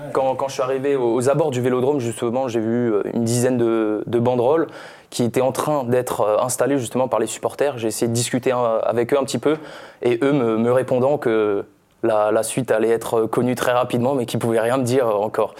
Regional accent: Corsica, France; à la, base, je suis corse, mais mon, mon père est espagnol

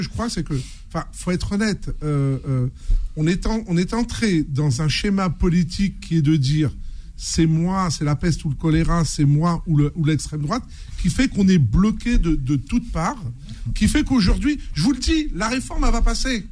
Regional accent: Seine-Saint-Denis, Île-de-France, France; je viens des quartiers prolo de Seine-Saint-Denis, j'ai grandi en Seine-Saint-Denis

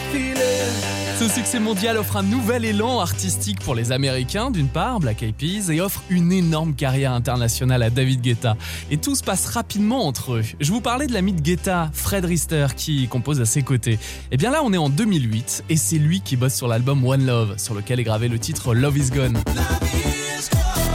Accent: France; Chez nous, en France

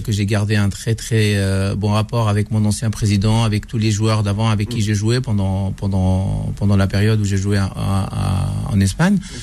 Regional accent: Oran, Oran Province, Algeria; je suis je suis l'enfant d'Oran. Je suis né à Oran. J'ai grandi à Oran

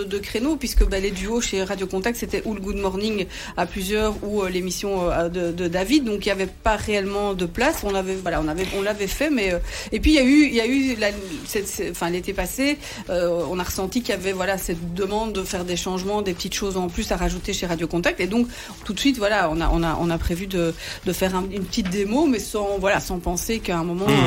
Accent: Sambreville, Wallonia, Belgium; Je viens de la région de Sambreville

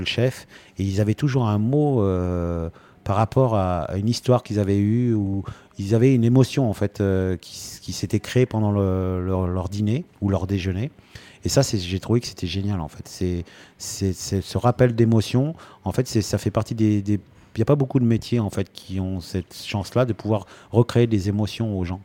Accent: Rouen, Normandy, France; now in Antibes, France; chez moi à Rouen

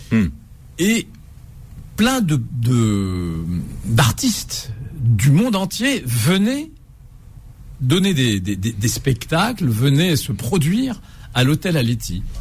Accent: Algiers, Algiers Province, Algeria; Oui, c'est ma ville, c'est ma ville. Je la connais, euh, je la connais comme ma poche. Euh, je connais son histoire, je connais tous ses quartiers, de la Casbah à Usende, de Usende au Telemli, à Kouba

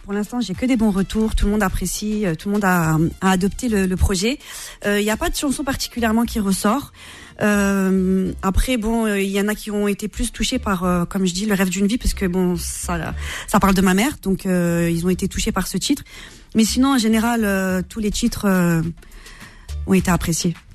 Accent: La Courneuve, Île-de-France, France; also born or lived in Marseille; j'ai grandi une partie de mon enfance à La Courneuve

